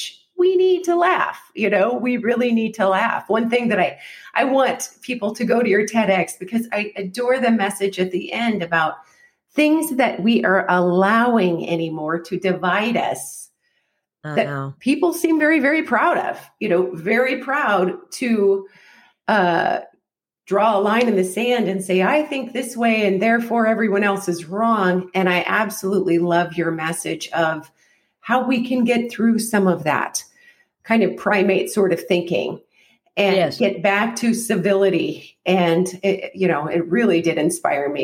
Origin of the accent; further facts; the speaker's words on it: Alaska, United States; moved away; I am from Alaska.